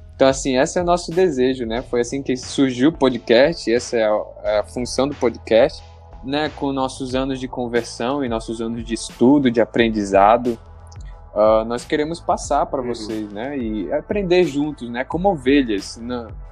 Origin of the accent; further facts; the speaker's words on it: Santarém, Pará, Brazil; now in Boa Vista, Brazil; moro em Roraima, Boa Vista, e nasci no Pará, em Santarém